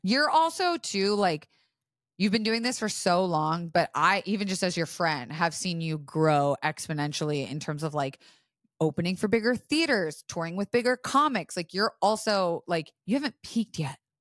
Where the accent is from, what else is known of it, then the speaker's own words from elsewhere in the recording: Florida, United States; I was raised in Florida